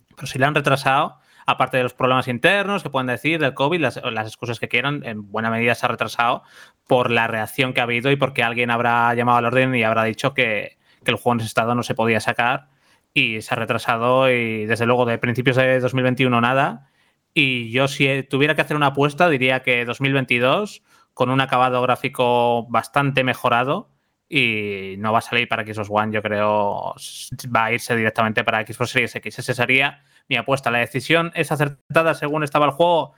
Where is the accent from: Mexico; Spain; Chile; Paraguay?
Spain; León, Castile and León; soy de León, entre mi tierra y si no, pues tengo Galicia al lado y Asturias al lado